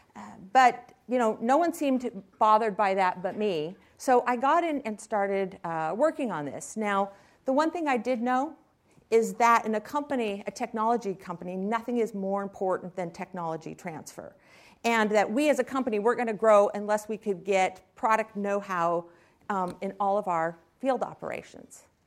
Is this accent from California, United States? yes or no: yes; Silicon Valley, California, United States; I was raised here in Silicon Valley